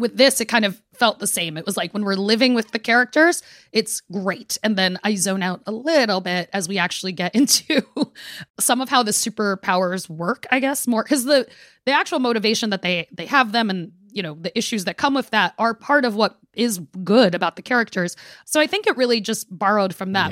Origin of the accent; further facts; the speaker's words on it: New York City, New York, United States; we are both from Brooklyn and come from Caribbean families